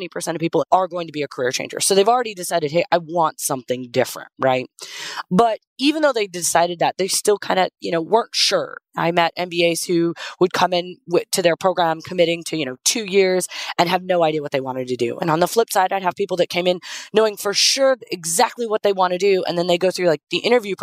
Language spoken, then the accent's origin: English; Las Vegas, Nevada, United States; I grew up in Vegas